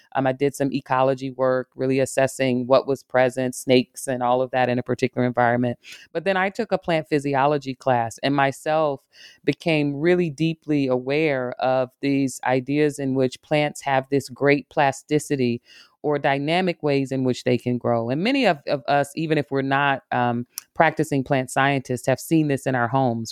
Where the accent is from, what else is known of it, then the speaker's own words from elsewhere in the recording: Arkansas, United States; now in Michigan, United States; I'm a, a woman from the South. I grew up in Arkansas, spending a lot of time in nature